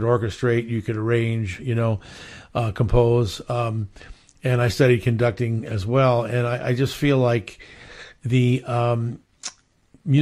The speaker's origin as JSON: {"language": "English", "region": "Hawaii", "country": "United States", "tie": "born or raised there", "also_born_or_lived": "Philadelphia, Pennsylvania / Las Vegas / Los Angeles / Montclair, New Jersey", "moved": "yes", "said": "I was born in Philly and I grew up in Hawaii"}